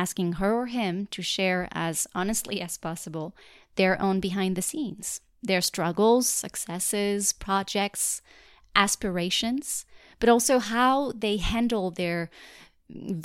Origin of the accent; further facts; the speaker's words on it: Paris, Île-de-France, France; English is a second language; moved away as an adult; now in New York, United States; I'm actually from France. I was born and raised in Paris, and I've lived there most of my life